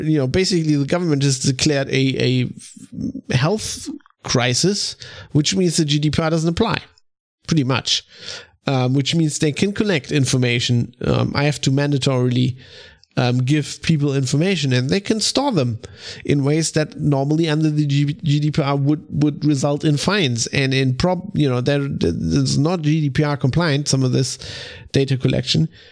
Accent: Germany; I'm from Germany

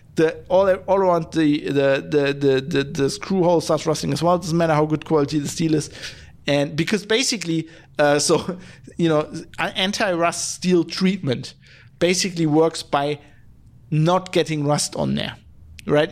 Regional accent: Duisburg, North Rhine-Westphalia, Germany; moved away; where I was born in Duisburg, there's all these steel works.

